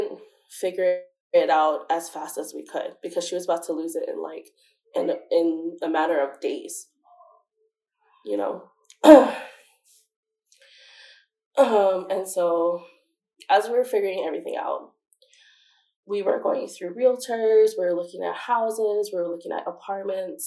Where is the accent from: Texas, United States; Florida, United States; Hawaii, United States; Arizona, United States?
Hawaii, United States; Waianae; moved away as an adult; also born or lived in Kahului, Hawaii; now in Las Vegas, United States; growing up in Waianae, we're used to that because it's our home